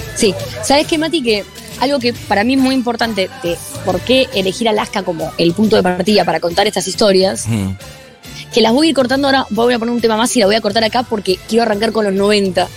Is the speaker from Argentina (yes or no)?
yes; Argentina